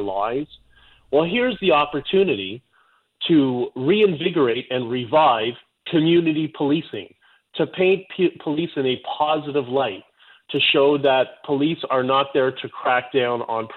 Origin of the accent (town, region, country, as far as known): Canada